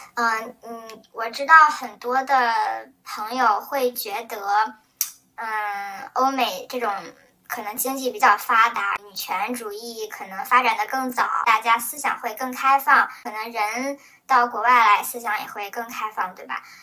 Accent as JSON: {"language": "Chinese", "country": "China", "moved": "yes", "lives_now": "United States", "said": "我是中国人嘛，在国外肯定接触最多的也是华人"}